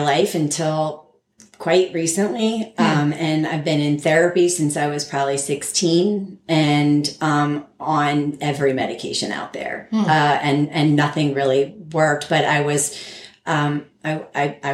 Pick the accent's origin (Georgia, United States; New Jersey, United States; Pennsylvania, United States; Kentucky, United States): New Jersey, United States; moved away as an adult; also born or lived in Connecticut / East Lansing, Michigan / Boston; I was born in Connecticut. And when we were two, I moved to New Jersey. And I spent all of my childhood there